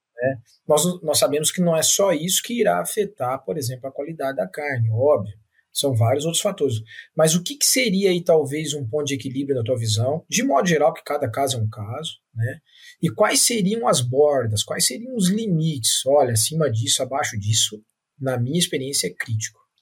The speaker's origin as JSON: {"language": "Portuguese", "region": "São Paulo", "country": "Brazil", "moved": "yes", "lives_now": "Minas Gerais, Brazil", "said": "Eu sou paulista minerado"}